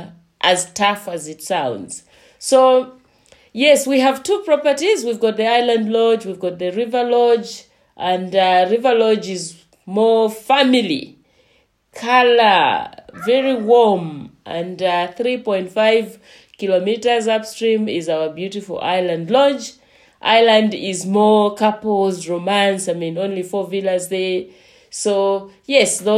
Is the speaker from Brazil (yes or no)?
no; Eastern Province, Zambia; moved away as an adult; also born or lived in Central Province, Zambia / South Africa; I am from Zambia, and I come from Eastern Province, and I was born there. I come from a village called